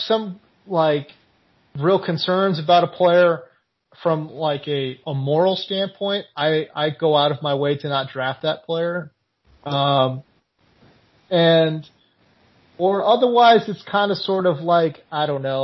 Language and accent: English; California, United States; I'm from California